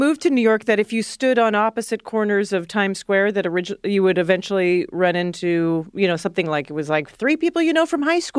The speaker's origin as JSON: {"language": "English", "country": "Canada", "moved": "as an adult", "lives_now": "United States", "said": "I am a Canadian"}